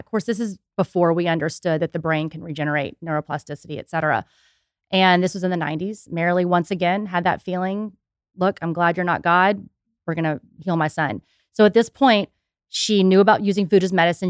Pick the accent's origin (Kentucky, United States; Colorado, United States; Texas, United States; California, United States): Texas, United States; Houston; now in Austin, United States; I was born and raised in Houston